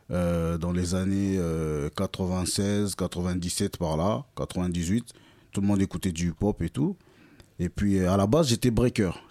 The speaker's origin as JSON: {"language": "French", "country": "France", "tie": "born or raised there", "also_born_or_lived": "Kinshasa, DR Congo", "said": "Donc, je suis né à Kinshasa. Je suis arrivé en France très jeune, dans les années 90"}